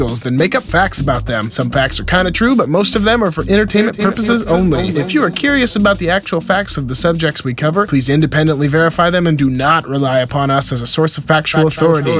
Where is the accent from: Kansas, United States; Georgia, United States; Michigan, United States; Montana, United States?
Montana, United States; now in Los Angeles, United States; I am from Montana. I am very young.